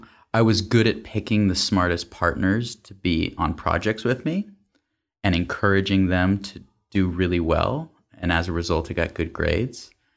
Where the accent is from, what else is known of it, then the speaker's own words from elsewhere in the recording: Atlanta, Georgia, United States; also born or lived in Massachusetts; I grew up, I'd say, in three phases. Born in Massachusetts. That's where my dad's side of the family lived. Up until elementary school, where I went to school in Atlanta, Georgia.